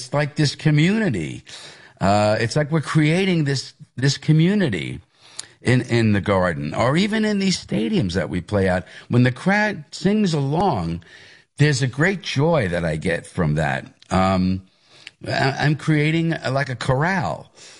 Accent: Hicksville, New York, United States; It's the Levittown part of Hicksville. I am from Hicksville. That's where I went to school. That was my home area, but there used to be a Levittown mailing address.

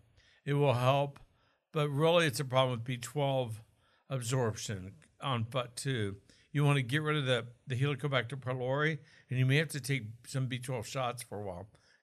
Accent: Oklahoma, United States; accent: Okie; Was that my Okie accent? Maybe. I'm from Okie land.

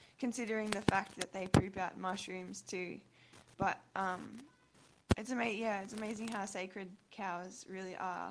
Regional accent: Australia; now in Cairns, Australia; I'm from Australia. I just moved to Cairns, actually.

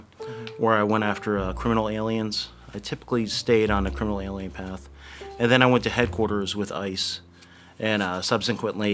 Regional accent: Blairstown, New Jersey, United States; I grew up right here in Blairstown, New Jersey

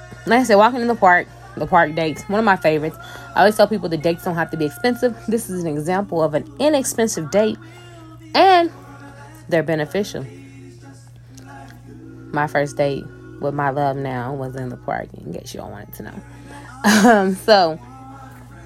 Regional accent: Louisville, Kentucky, United States; I'm from Louisville, Kentucky

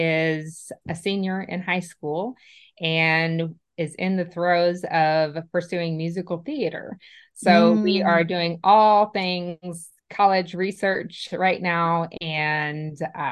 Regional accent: Indiana, United States; moved away as an adult; now in Nashville, United States; I am actually was born and raised a Hoosier. So I'm from Indiana

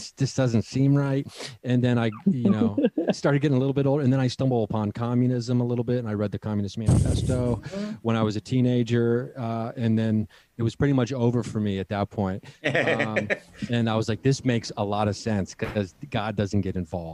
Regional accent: Southern Ohio, United States; I grew up in Southern Ohio in a very conservative, family

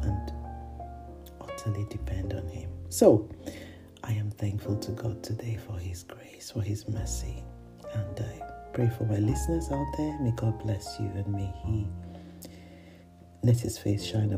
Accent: Nigeria; I am a Nigerian.

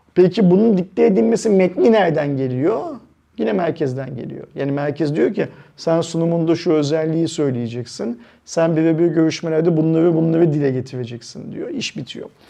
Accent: Turkey; biz Türkler olarak

